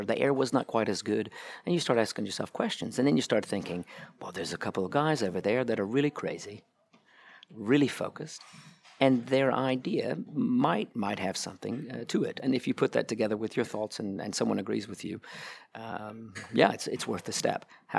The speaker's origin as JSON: {"language": "English", "country": "United States", "moved": "as an adult", "lives_now": "Munich, Germany", "said": "As you probably hear, I'm an American. I ended up here in Munich, started falling in love with cars back in 2000."}